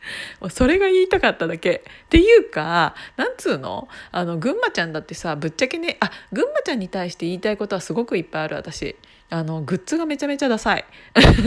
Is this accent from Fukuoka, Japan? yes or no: no; Kiryu, Gunma, Japan; moved away; 私が出身の、えーと、桐生市